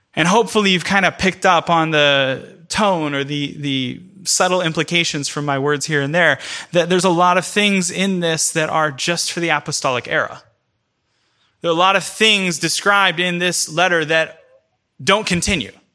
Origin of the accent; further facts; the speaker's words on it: United States; first language English; as a English speaking only American